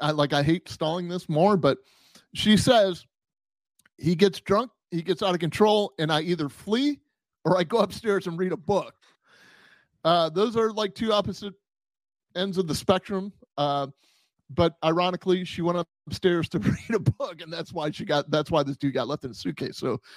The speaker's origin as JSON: {"language": "English", "country": "Puerto Rico", "tie": "born or raised there", "said": "I mean, I grew up in Puerto Rico and my dad played professional cricket."}